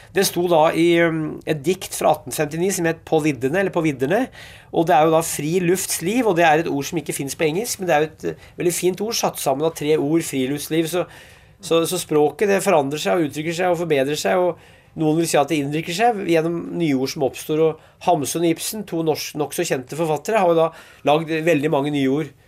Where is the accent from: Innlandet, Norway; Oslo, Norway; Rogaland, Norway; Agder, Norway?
Innlandet, Norway; Hedmark; Jeg er fra Hedmark